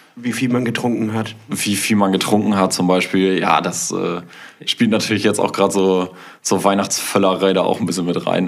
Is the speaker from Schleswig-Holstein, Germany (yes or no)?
yes; Kiel, Schleswig-Holstein, Germany; ich komme aus Kiel